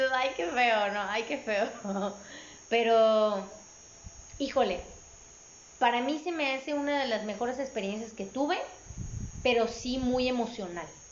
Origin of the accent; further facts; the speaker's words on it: Mexico; como buenos mexicanos, este, eh, provincianos